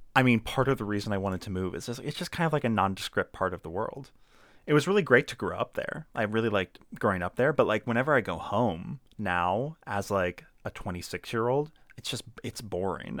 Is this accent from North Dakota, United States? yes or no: no; Laurel, Maryland, United States; moved away; also born or lived in Howard County, Maryland; I'm not actually from Baltimore, I'm from Laurel